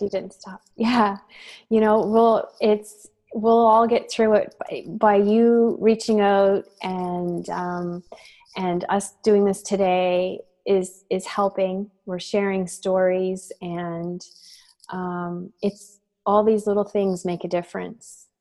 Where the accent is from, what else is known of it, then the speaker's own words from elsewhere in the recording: Dayspring, Nova Scotia, Canada; I grew up in a small community known as Dayspring, uh, which is in Nova Scotia, and it's situated along the Lahave River in Lunenburg County.